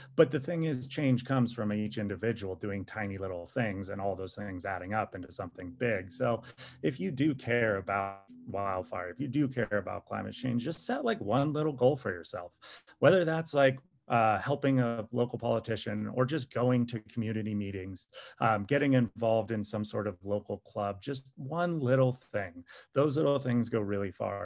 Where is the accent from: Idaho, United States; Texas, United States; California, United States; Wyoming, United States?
California, United States; I grew up in California.